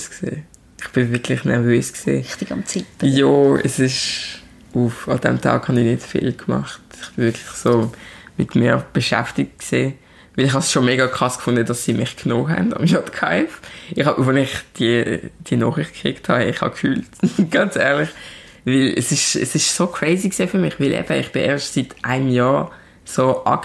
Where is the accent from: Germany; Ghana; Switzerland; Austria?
Switzerland; accent: Basel; Ich bin hier in der Schweiz geboren und aufgewachsen. Ich sehe anders aus. Also ich, ich, bin, ich bin schwarz. Aber wenn ich rede, dann äh, hört man die Herz. Also, ich will sagen mega viel Basler